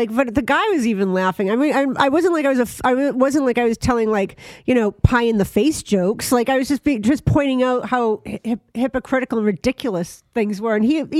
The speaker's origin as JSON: {"language": "English", "country": "Ireland", "said": "I mean, I'm Irish. I get where that comes from."}